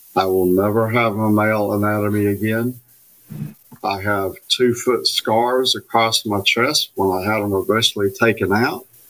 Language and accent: English; Alabama, United States; I grew up in Alabama